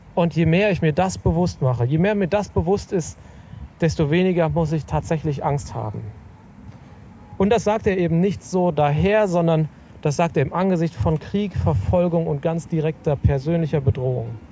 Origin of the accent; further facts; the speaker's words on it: Sauerland, North Rhine-Westphalia, Germany; im Sauerland, wo ich aufgewachsen bin